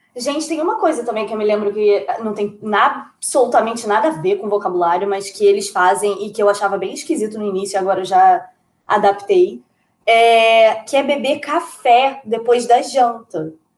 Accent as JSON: {"language": "Portuguese", "region": "Rio de Janeiro", "country": "Brazil", "also_born_or_lived": "southern Portugal", "moved": "as an adult", "lives_now": "Portugal"}